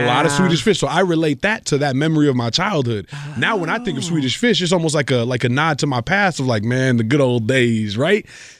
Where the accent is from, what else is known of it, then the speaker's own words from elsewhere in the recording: Gurnee, Illinois, United States; also born or lived in Colombia; I'm from Colombia, South America, but I grew up in Gurnee.